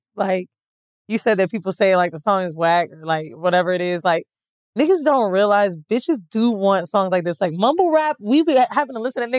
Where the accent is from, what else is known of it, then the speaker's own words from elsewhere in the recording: Florida, United States; I'm from Florida